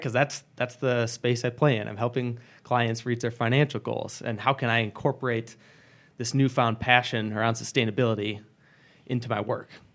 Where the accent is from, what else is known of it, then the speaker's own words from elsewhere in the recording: Grand Rapids, Michigan, United States; moved away as an adult; now in Wisconsin, United States; I was born and raised in Michigan, in the Greater Grand Rapids, Michigan area.